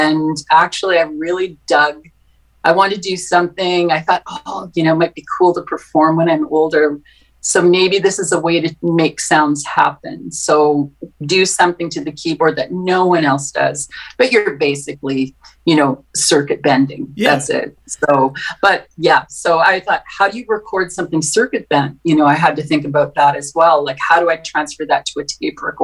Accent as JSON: {"language": "English", "town": "Winnipeg", "region": "Manitoba", "country": "Canada", "tie": "born or raised there", "said": "I grew up in St. James in Winnipeg."}